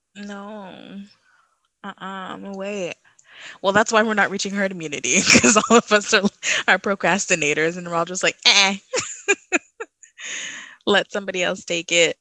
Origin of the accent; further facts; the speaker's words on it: Trinidad & Tobago; now in Canada; Trinidad's locked down again, my home country